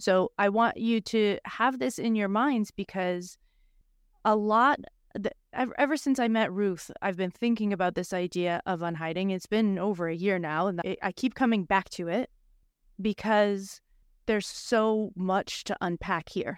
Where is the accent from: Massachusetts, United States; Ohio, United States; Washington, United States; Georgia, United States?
Massachusetts, United States; Boston; I'm a girl from Boston